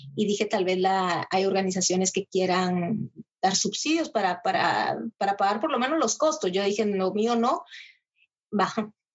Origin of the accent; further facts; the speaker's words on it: Guatemala; now in Almere, Netherlands; nosotros tenemos 25 etnias